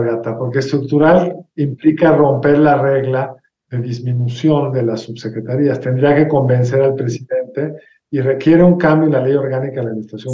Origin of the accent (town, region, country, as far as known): Mexico